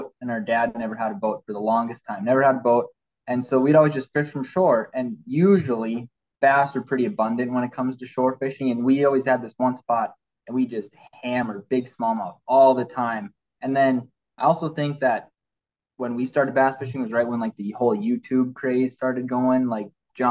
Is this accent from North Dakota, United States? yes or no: yes; Bismarck, North Dakota, United States; So we're from Bismarck